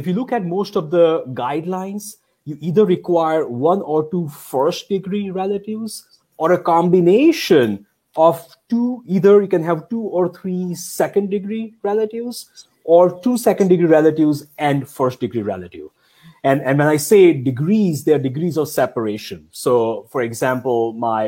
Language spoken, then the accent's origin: English; India; moved away; I grew up in India